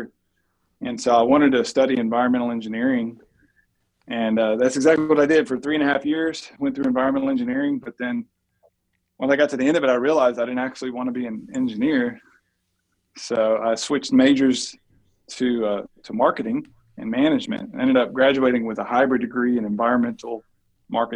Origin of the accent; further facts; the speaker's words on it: near Houston, Southeast Texas, United States; I grew up in Southeast Texas, kind of near Houston, Texas